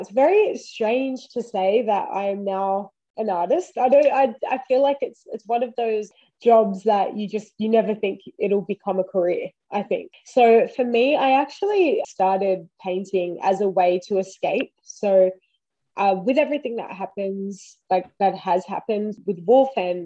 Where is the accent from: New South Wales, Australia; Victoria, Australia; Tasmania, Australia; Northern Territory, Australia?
New South Wales, Australia; Wiradjuri; now in Queensland, Australia; I am Wiradjuri, that's where I'm from